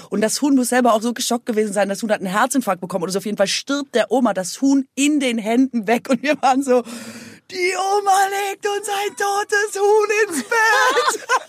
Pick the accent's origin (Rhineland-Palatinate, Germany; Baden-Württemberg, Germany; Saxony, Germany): Baden-Württemberg, Germany; Aalen; in Aalen, also bei uns